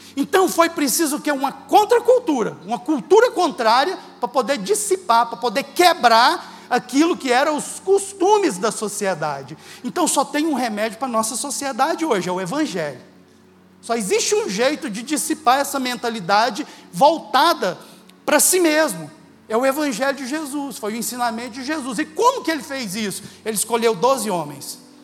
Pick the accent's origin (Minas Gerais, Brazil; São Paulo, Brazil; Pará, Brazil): Minas Gerais, Brazil; Uberlândia; sou de Uberlândia